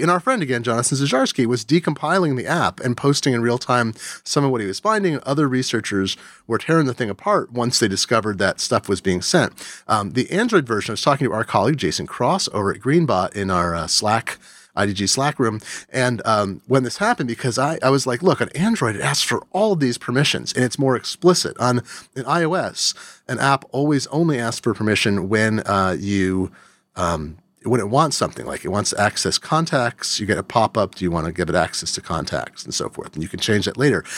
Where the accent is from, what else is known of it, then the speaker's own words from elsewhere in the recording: Eugene, Oregon, United States; moved away; left my hometown of Eugene, Oregon